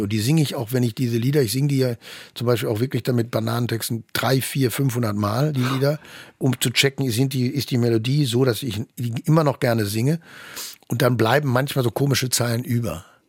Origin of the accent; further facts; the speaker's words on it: Germany; als Deutscher